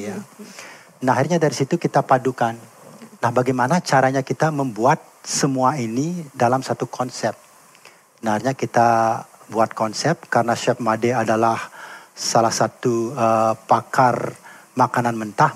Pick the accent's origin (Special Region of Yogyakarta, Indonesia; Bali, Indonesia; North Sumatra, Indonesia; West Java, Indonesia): Bali, Indonesia; also born or lived in United States; jati diri kita sebagai orang Bali